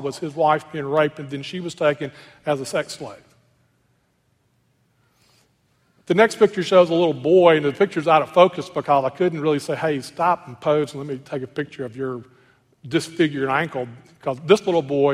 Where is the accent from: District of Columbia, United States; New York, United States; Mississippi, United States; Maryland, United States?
Mississippi, United States; Clarksdale; I grew up in Clarksville, Mississippi, a little Delta town